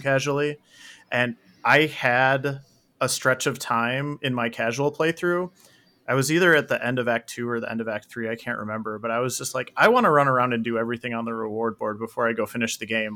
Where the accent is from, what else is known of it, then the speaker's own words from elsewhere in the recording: Saint Paul, Minnesota, United States; moved away; I grew up in Saint Paul